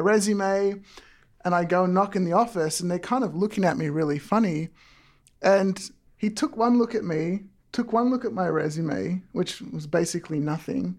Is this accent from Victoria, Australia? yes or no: yes; Melton, Victoria, Australia; now in Walnut Creek, United States; originally I'm from, uh, the webs, western suburbs, uh, in Victoria, Australia